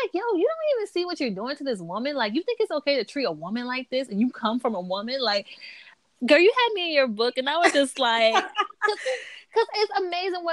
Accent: the South, United States; I'm from the South

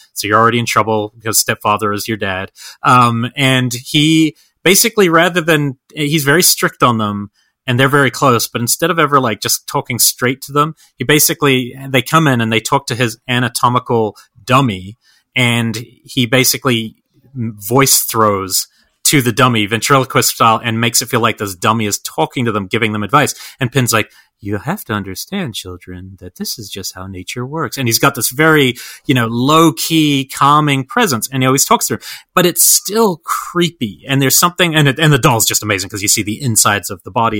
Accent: Georgia, United States; as a Georgian

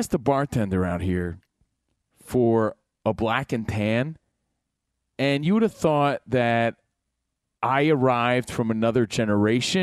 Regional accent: New Jersey, United States; because I'm from Jersey

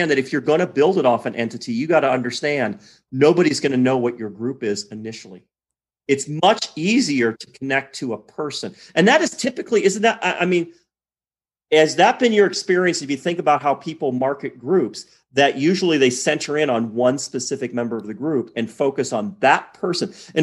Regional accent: Detroit, Michigan, United States; moved away as an adult; I grew up in Detroit

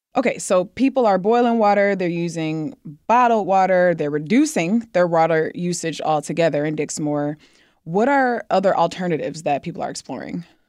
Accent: Michigan, United States; we're both from Michigan

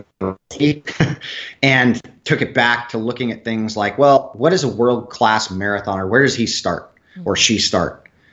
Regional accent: Southern California, United States; I grew up in Southern California.

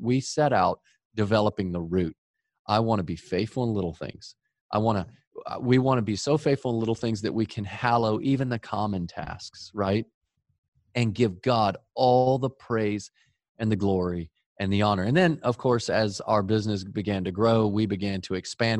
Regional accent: Dallas, Texas, United States; We grew up in Dallas, Texas, the home of the greatest football team ever the Dallas Cowboys

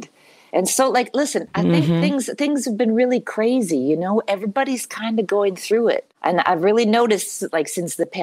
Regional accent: Canada; now in United States; I am a Canadian citizen

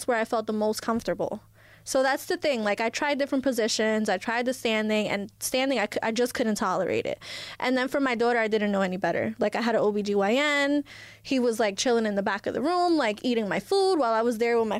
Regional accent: Elizabeth, New Jersey, United States; I was born here. I was born in Elizabeth, where I'm from.

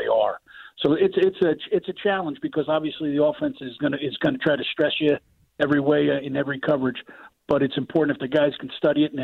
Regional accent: New Jersey, United States; moved away as an adult; now in Chicago, United States; I'm from North Jersey, yes, from Morrendale, New Jersey.

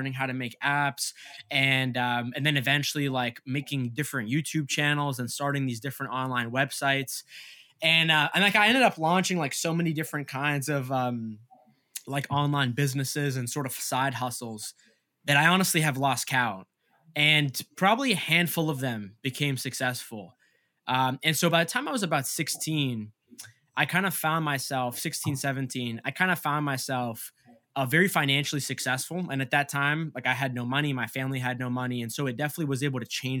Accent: Massachusetts, United States; my parents, they came to America from Egypt like 2 years before I was born, and I grew up in Massachusetts

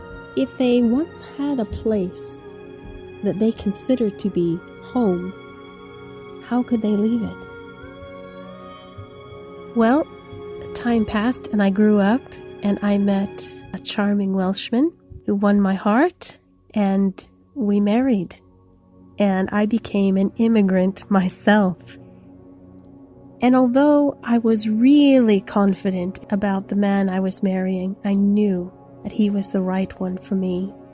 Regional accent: United States; born there; Now, I was born in the United States of America, but it was obvious to me that I was not an indigenous American.

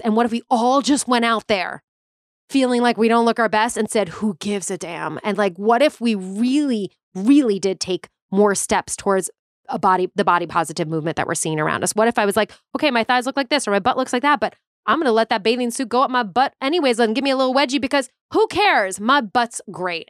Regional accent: Long Island, New York, United States; moved away as an adult; now in Los Angeles, United States; I grew up on Long Island. Okay, I'm like exit 49 South off the LIE for all my LI people

